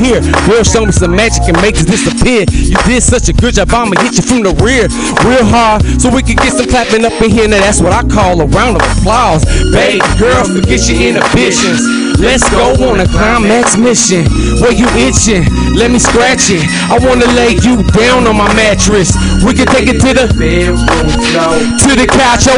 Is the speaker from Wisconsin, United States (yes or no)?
no; San Jose, California, United States; I'm from the Bay Area right here, so you know what I'm saying? I'm from San Jose